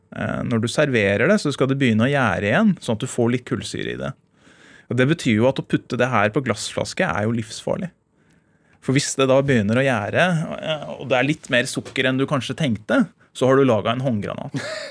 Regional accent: Indre Østfold, Norway; Der jeg vokste opp i Indre Østfold

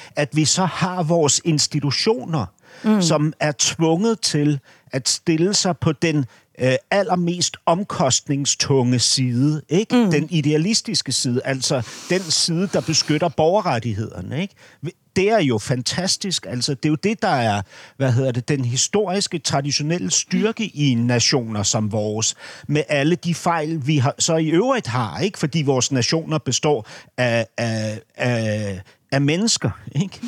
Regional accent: Denmark; som dansker

